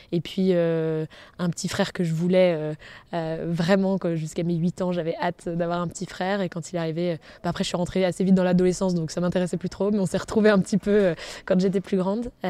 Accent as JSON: {"language": "French", "town": "Brest", "region": "Brittany", "country": "France", "tie": "born there", "said": "je suis née à Brest. Euh, j'y suis restée 11 mois. Donc, euh, comme je vous disais tout à l'heure, je suis euh, bretonne quand il faut le dire, mais plutôt ma famille vient des Alpes."}